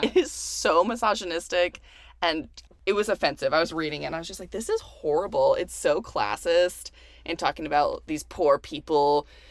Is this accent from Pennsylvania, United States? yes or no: no; Houston, Texas, United States; now in California, United States; I'm also from Houston.